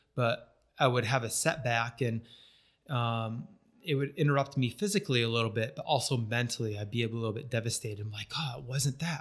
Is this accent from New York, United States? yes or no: yes; northern New York, United States; moved away as an adult; also born or lived in Florida; now in St. George, United States; I grew up in, uh, northern New York, um, small farm